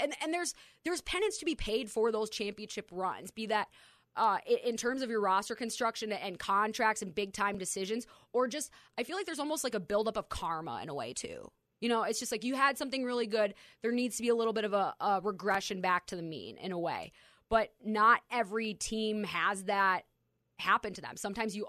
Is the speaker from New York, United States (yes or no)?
no; Minnesota, United States; I've never seen a major four sport championship in my hometown. The Minnesota Lynx take care of that.